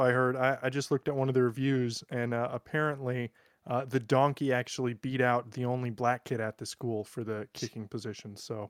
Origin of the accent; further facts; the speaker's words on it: United States; moved away; I'm still an American.